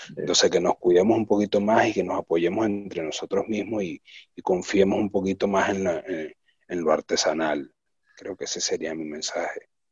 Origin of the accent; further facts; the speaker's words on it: Venezuela; now in Buenos Aires, Argentina; yo soy un venezolano haciendo un producto casi argentino acá en Buenos Aires